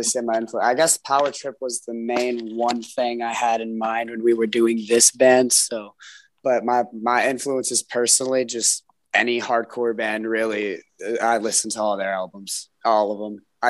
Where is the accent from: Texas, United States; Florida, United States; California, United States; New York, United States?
Texas, United States; Houston; Yeah, I'm from Houston.